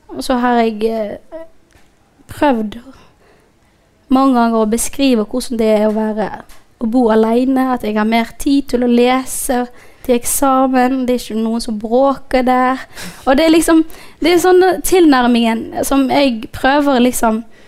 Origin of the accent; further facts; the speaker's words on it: Somalia; also born or lived in Djibouti; now in Norway; jeg egentlig ikke er fra Somalia